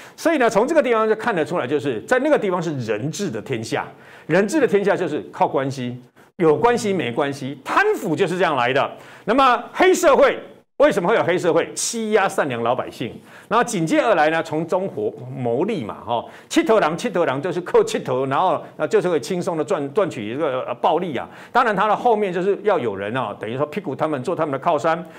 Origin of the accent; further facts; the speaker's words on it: Taiwan; 我们台湾人认知的